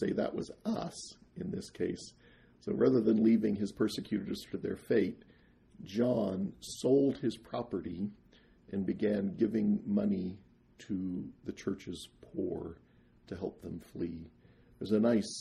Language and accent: English; eastern Jackson County, Missouri, United States; moved away as an adult; also born or lived in Kirtland, Ohio; now in Nauvoo, United States; born and raised in Jackson County, 15 years in Kirtland, Ohio.